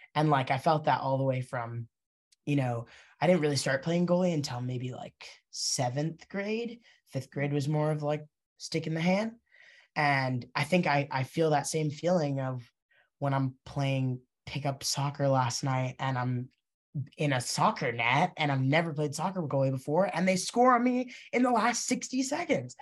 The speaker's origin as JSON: {"language": "English", "town": "Princeton", "region": "New Jersey", "country": "United States", "tie": "born or raised there", "said": "I grew up in Princeton"}